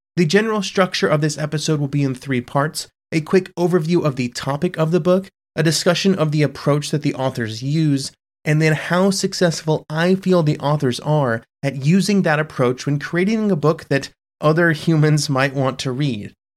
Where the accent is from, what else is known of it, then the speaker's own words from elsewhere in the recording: United States; me as an American